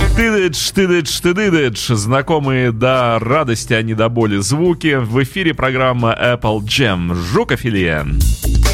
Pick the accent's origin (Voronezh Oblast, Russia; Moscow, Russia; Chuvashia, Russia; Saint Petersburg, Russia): Saint Petersburg, Russia; это я уже как петербуржец